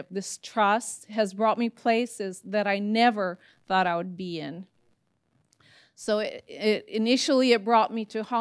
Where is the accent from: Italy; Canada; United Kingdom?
Italy; As, as Pastor Rusty shared, I grew up in Italy with my parents being missionaries.